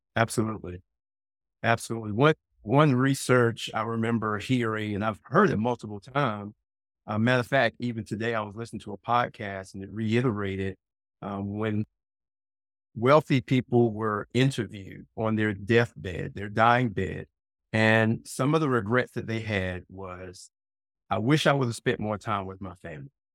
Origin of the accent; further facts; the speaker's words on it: South Carolina, United States; also born or lived in Brooklyn, New York City, United States; moving me from New York City, Brooklyn, specifically to a very rural part of South Carolina